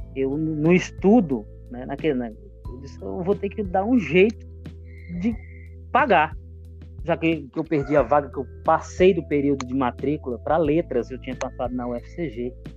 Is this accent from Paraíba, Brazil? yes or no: yes; Cajazeiras, Paraíba, Brazil; moved away as an adult; now in São Paulo, Brazil; eu vim de, da Paraíba, da cidade de Cajazeiras, em busca de sonhos